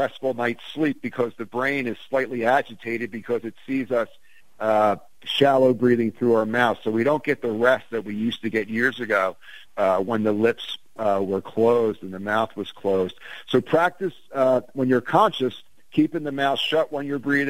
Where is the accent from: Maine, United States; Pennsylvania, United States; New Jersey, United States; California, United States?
New Jersey, United States; Ventnor City; growing up in Ventnor